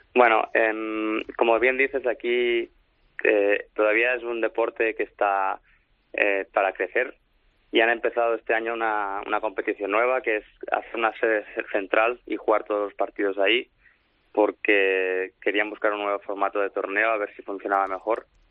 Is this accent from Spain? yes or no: yes; Barcelona, Catalonia, Spain; moved away as an adult; now in Manchester, United Kingdom; yo, soy de Barcelona